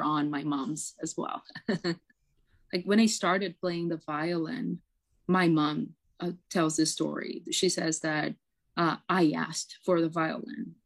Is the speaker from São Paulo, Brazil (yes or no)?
yes; São Paulo, Brazil; first language Portuguese; English is a second language; moved away as an adult; now in Toronto, Canada; I am from Sao Paulo.